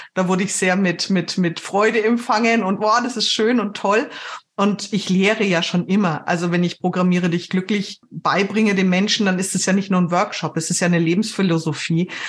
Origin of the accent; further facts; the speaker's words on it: Germany; bei uns in Deutschland